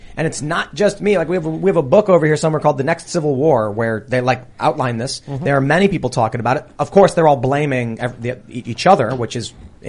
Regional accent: Chicago, Illinois, United States; All right. Well, I'm from Chicago.

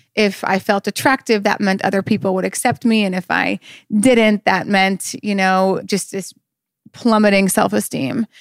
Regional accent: North Dakota, United States; I'm from North Dakota

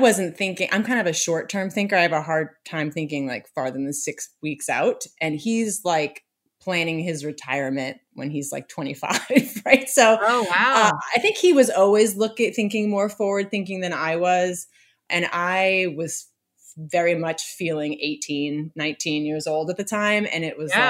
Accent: just outside of Boston, Massachusetts, United States; moved away as an adult; I grew up just outside of Boston and I love Massachusetts

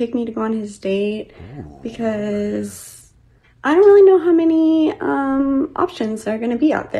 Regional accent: San Antonio, Texas, United States; I am 27. I'm from San Antonio, Texas.

